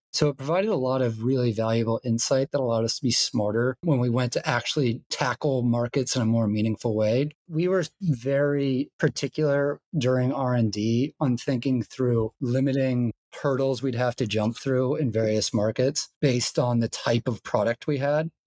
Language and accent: English; Georgia, United States; I'm from Georgia